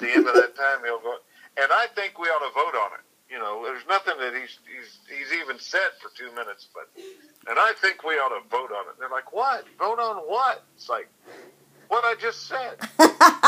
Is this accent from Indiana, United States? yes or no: yes; Scottsburg, Indiana, United States; moved away as an adult; also born or lived in Nicholasville, Kentucky / St. Petersburg, Florida; now in Ohio, United States; I was born in Southern Indiana, and long time ago, and we live in Ohio now, but we lived in Southern Indiana in Scottsburg